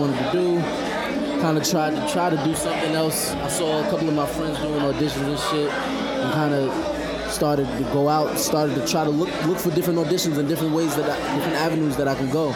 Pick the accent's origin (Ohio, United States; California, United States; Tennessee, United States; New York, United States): New York, United States; New York City; Born and raised in New York City. Staten Island, to be exact